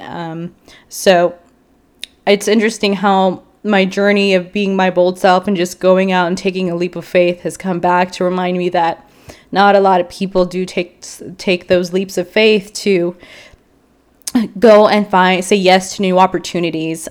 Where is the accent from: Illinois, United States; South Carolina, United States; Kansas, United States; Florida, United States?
Illinois, United States; Chicago; moved away as an adult; also born or lived in Houston; now in San Antonio, United States; I was originally raised in Chicago, and then I went to college in Houston